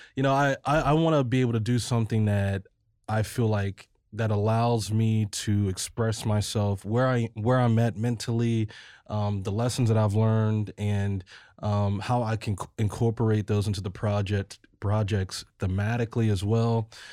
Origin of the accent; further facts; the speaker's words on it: Ferguson, Missouri, United States; also born or lived in Colorado; my hometown Ferguson